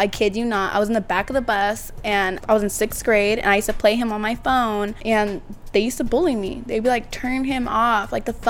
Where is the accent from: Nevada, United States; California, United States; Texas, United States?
California, United States; San Diego; Linda Vista. I'm from Linda Vista.